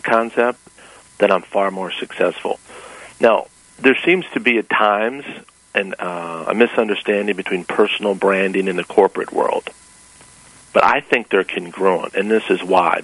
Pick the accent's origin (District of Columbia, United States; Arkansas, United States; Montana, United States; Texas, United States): District of Columbia, United States; Washington; also born or lived in Knoxville, Tennessee; I grew up in Washington, D.C.